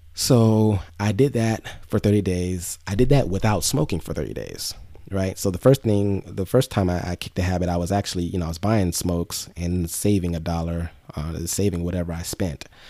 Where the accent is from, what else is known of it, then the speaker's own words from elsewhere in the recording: Inglewood, California, United States; also born or lived in Los Angeles / Long Beach; I grew up in Inglewood